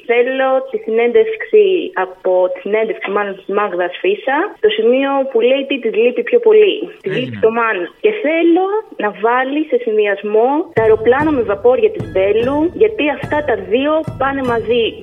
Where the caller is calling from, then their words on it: Heraklion, Crete, Greece; είμαι από το Ηράκλειο τη Κρήτη.